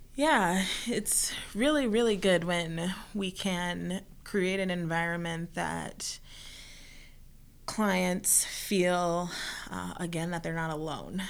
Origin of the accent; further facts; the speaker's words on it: Minnesota, United States; also born or lived in Mexico; I'm from Minnesota